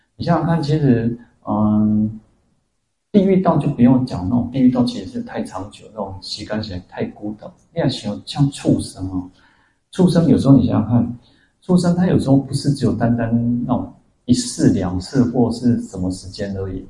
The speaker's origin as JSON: {"language": "Chinese", "country": "Taiwan", "said": "我们台湾人"}